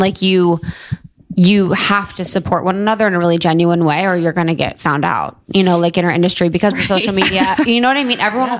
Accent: Cincinnati, Ohio, United States; Very Catholic. I grew up, in the Midwest. So I grew up in Ohio and everyone was very Catholic. Cincinnati.

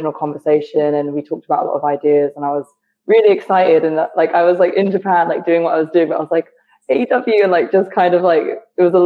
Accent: United Kingdom; moved away as an adult; now in United States; I'm from the UK. If you couldn't tell by the accent, I'm from the UK

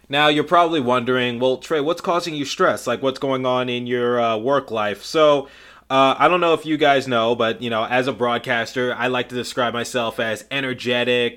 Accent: Detroit, Michigan, United States; I'm from Detroit

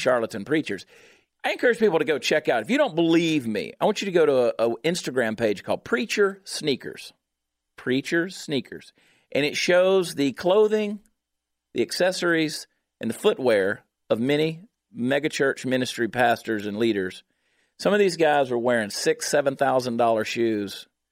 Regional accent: Augusta, Georgia, United States; I am from Augusta, Georgia. I am from Georgia.

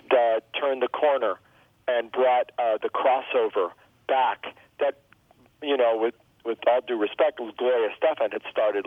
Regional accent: Miami, Florida, United States; first language Spanish; English is a second language; moved away; also born or lived in Gainesville, Florida / Hawthorne, Florida; So I grew up in the Cuban exile community. We lived in the projects called Liberty City.

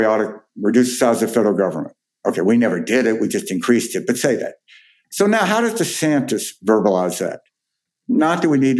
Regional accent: Jackson, Mississippi, United States; I grew up in Jackson, Mississippi

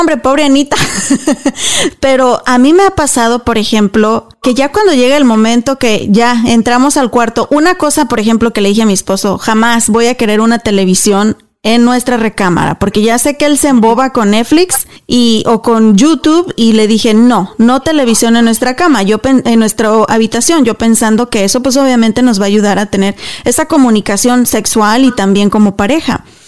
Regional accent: Mexico; moved away as an adult; yo hablo por nosotras las mexicanas, eh, yo me crié en México hasta los 22 años

